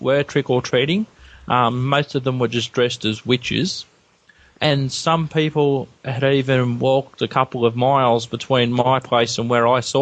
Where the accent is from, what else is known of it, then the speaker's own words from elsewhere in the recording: Australia; as an Australian